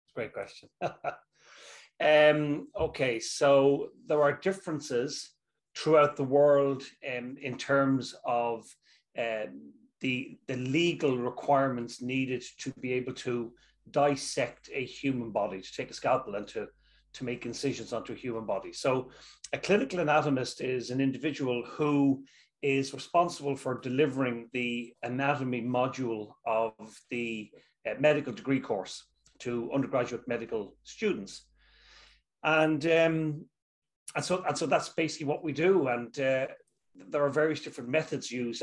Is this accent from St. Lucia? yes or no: no; Dublin, Leinster, Ireland; also born or lived in Dundee, Scotland; where I'm from, I'm from Dublin, Ireland.